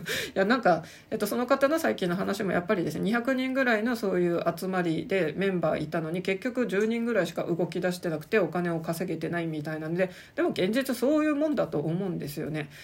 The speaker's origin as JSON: {"language": "Japanese", "town": "Sapporo", "region": "Hokkaido", "country": "Japan", "tie": "born or raised there", "also_born_or_lived": "Saitama Prefecture / Tokyo", "moved": "as an adult", "said": "札幌という故郷生活を全て切り捨ててあの思い切って40代半ばでですねあの埼玉県移住"}